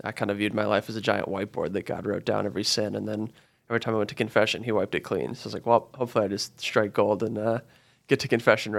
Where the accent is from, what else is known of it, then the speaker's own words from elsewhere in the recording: Colorado, United States; So I grew up actually just outside of Denver.